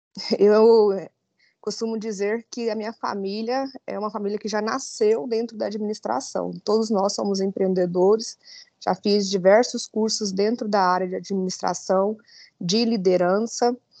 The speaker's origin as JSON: {"language": "Portuguese", "town": "Itaberaí", "region": "Goiás", "country": "Brazil", "tie": "born or raised there", "said": "Sou natural de Itaberaí"}